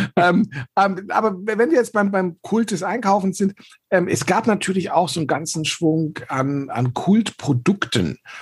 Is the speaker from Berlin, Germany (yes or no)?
yes; Berlin, Germany; ich bin in Eichkamp aufgewachsen